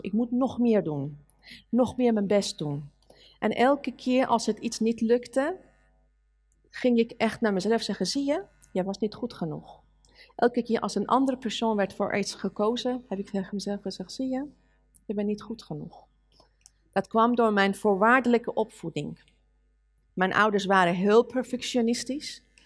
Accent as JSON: {"language": "Dutch", "country": "Iran", "tie": "born or raised there", "second_language": "Dutch", "moved": "yes", "lives_now": "Netherlands", "said": "als een Iraanse meisje"}